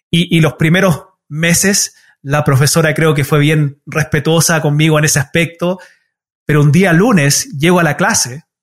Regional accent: Chile; now in United States; mi papá tomó una decisión igual bien difícil de, emigrar a los Estados Unidos. Nosotros originalmente somos de Chile

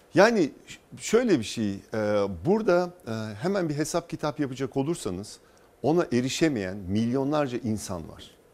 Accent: İzmir, Turkey; ben İzmirliyim.

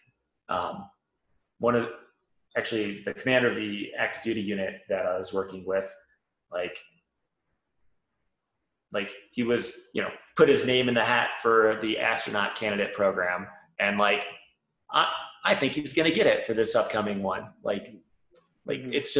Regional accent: Valparaiso, Indiana, United States; moved away as an adult; also born or lived in California / Colorado Springs, Colorado; Valpo, born and raised

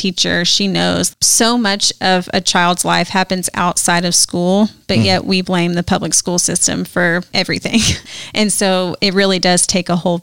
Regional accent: Little Rock, Arkansas, United States; moved away as an adult; now in Jackson, United States; I grew up in Little Rock, Arkansas

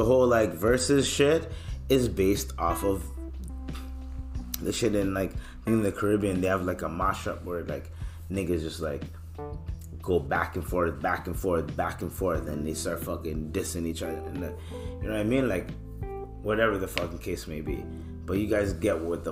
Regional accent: Canada; also born or lived in East Africa; I'm African, I'm East African, I'm Canadian

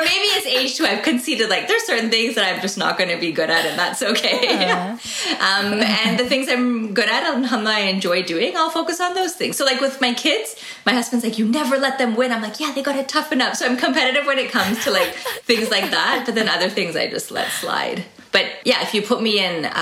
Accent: Toronto, Ontario, Canada; also born or lived in United States; And I live in Toronto, Canada. I was born in Toronto, lived here most of my life, all of my life, like 1 year we lived in the States

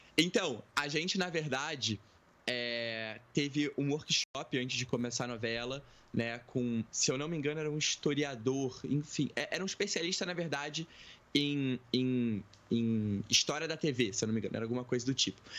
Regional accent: Rio de Janeiro, Brazil; sou carioca, tenho 22 anos

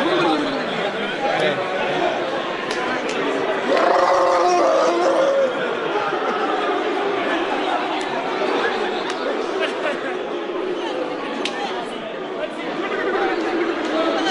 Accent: Michigan, United States; I'm from Michigan, grew up in a married middle class family

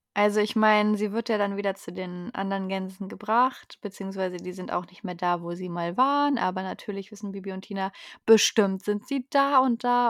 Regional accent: North Rhine-Westphalia, Germany; Wo meine Heimat erwähnt wird, der Niederrhein

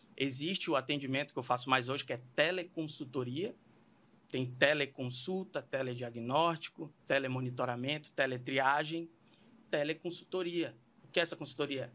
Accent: Belém, Pará, Brazil; moved away; sou paraense, sou lá de Belém do Pará, terra ali do Tacacá

